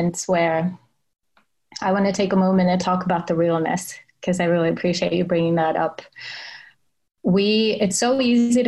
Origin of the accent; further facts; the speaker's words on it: Finland; English is a second language; moved away as an adult; also born or lived in Sweden / Silicon Valley; I worked my way up from Finland to Sweden to Silicon Valley. I'm Finnish, so English is my third language